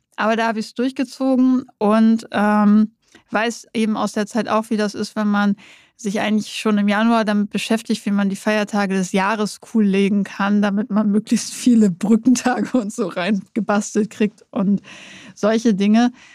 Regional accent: Nordenham, Lower Saxony, Germany; moved away; also born or lived in Münster; ich komme aus Nordenham. Das ist gegenüber von Bremerhaven.

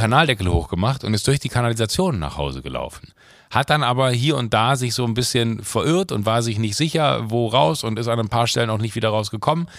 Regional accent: Rhineland, Germany; passiert mir auch manchmal als Rheinländer

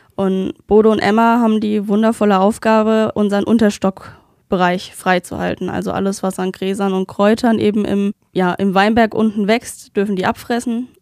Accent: Duchroth, Rhineland-Palatinate, Germany; ich komme aus Duchrot ähm, und geografisch zählen wir zum, zu der Nordpfalz

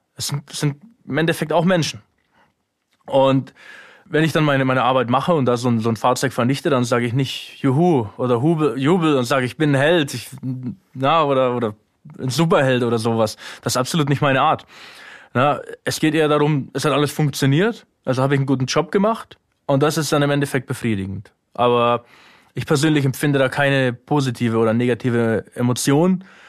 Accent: Germany; moved away as an adult; now in Ukraine; meine alte Heimat

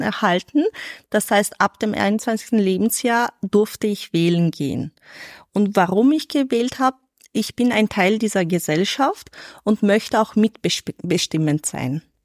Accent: Vorarlberg, Austria; now in Vienna, Austria; ich bin in Vorarlberg geboren, aufgewachsen, in die Schule gegangen

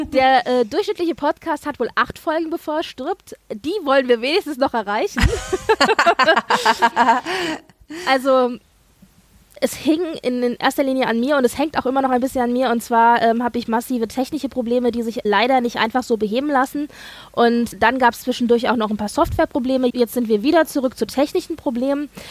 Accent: Germany; bei uns in Deutschland

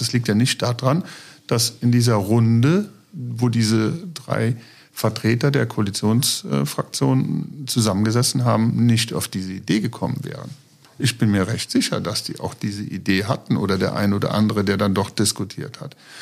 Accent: Niederweiler, Rhineland-Palatinate, Germany; also born or lived in Trier; ich bin tatsächlich auf einem Bauernhof aufgewachsen, geboren in Trier

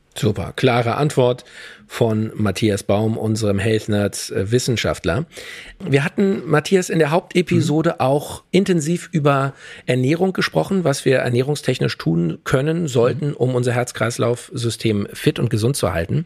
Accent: Germany; bei uns in Deutschland

